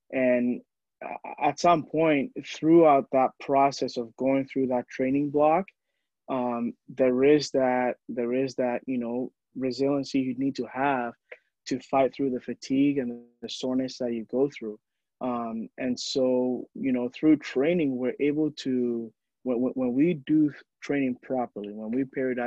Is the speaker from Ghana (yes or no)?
yes; Ghana; moved away; I was born and raised in Ghana, and in Ghana, you know, we love the storytelling aspect